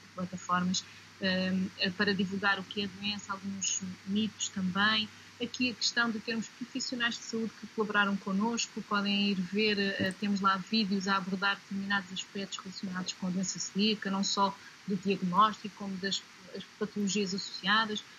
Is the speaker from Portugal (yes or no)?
yes; Portugal; faz parte da nossa raiz como portugueses